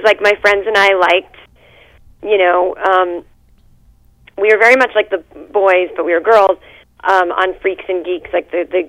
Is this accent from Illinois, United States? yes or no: no; Needham, Massachusetts, United States; Well, I am actually from Massachusetts, a town called Needham.